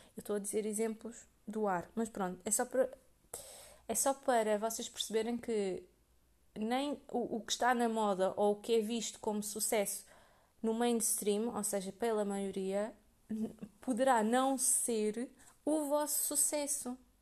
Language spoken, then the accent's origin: Portuguese; Portugal; eu nasci em Portugal